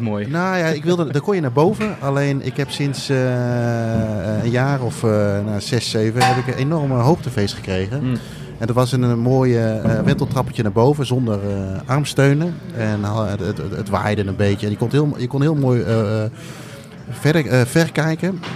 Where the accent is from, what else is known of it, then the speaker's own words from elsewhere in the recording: Indonesia; moved away; ik ben geboren in Indonesië